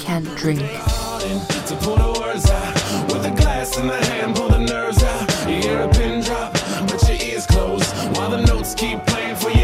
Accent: China; now in United States; I grew up in China

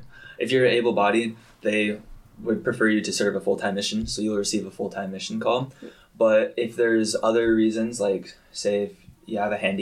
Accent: American Fork, Utah, United States; moved away as an adult; now in Korea; So, yeah, I'm from American Fork, Utah.

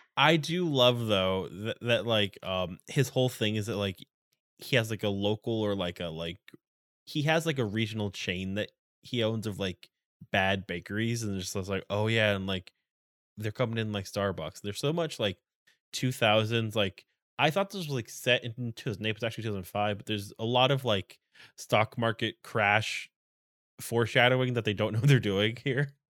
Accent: New England, United States; I'm from New England

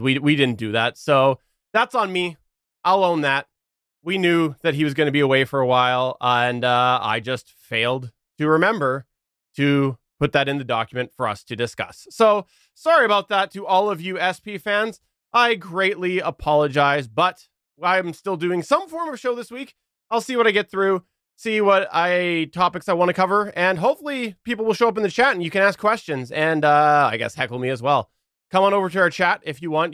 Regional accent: Canada; I'm Canadian

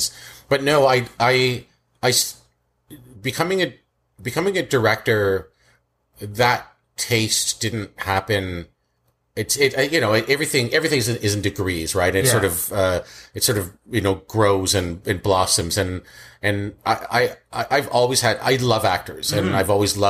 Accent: Scarborough, Ajax, Pickering, Ontario, Canada; also born or lived in Kingston, Jamaica; We moved quite a bit. I was in East End, like Scarborough, West Hill

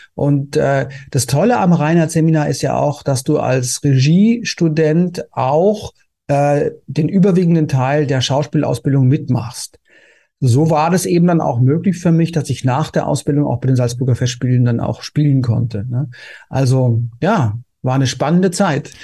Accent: Konstanz, Baden-Württemberg, Germany; also born or lived in Vienna; now in Berlin, Germany; ich komme ja ursprünglich ja aus Konstanz

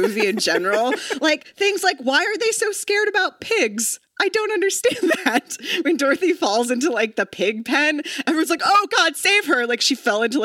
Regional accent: Texas, United States; moved away as an adult; also born or lived in Oklahoma; now in Los Angeles, United States; I'm from Texas. I went to college in Oklahoma. I lived the first 22 years of my life in tornado country

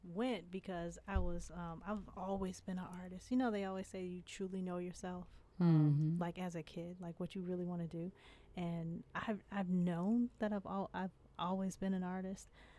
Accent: Inkster, Michigan, United States; also born or lived in Detroit; Grew up in Detroit, and I grew up in Inkster

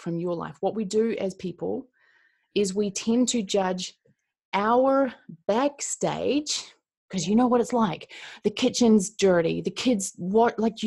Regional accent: Christchurch, Canterbury, New Zealand; I'm from Christchurch, New Zealand

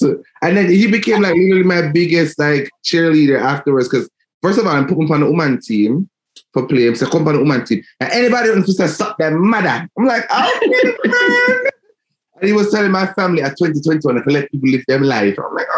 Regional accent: Jamaica; moved away; a little bit of anxiety from growing up in Jamaica.

